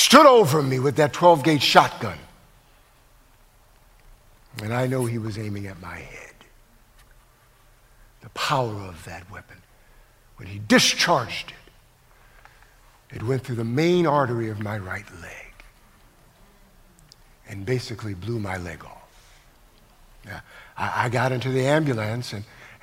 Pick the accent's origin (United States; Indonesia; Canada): United States; Connecticut; moved away as an adult; also born or lived in Los Angeles; I'm from Connecticut